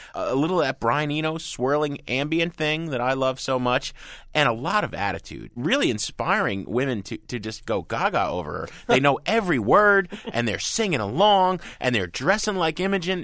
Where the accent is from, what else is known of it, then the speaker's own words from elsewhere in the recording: New Jersey, United States; I grew up in Jersey